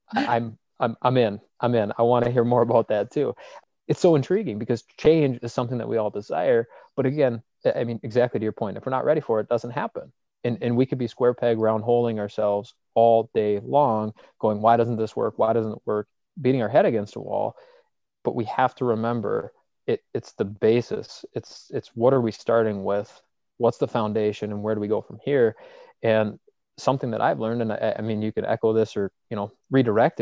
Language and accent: English; Midwest, United States; also born or lived in Duluth; now in Minneapolis, United States; we're from the Midwest